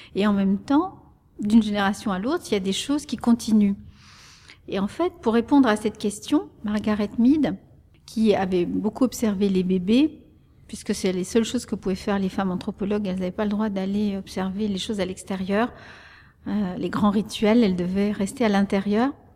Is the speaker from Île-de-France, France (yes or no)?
no; the French Ardennes, Grand Est, France; first language Spanish; French is a second language; also born or lived in Salamanca, Spain; les Ardennes françaises, où il a travaillé comme bûcheron et où moi j'ai grandi